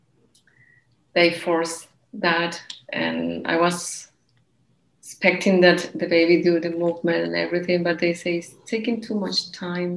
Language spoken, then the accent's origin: English; Colombia; now in Barcelona, Spain; We are from Colombia